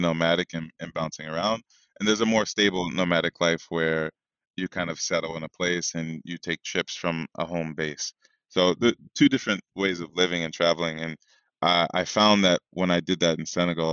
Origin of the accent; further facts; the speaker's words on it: New York, United States; moved away as an adult; also born or lived in Africa (ancestry); I'm from here. I was born in New York, but like my people are from here, my family, forever